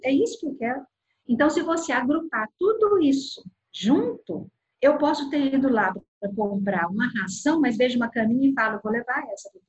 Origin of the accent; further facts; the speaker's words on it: south of Minas Gerais, Brazil; now in Belo Horizonte, Brazil; sou do sul de Minas e estou em Belo Horizonte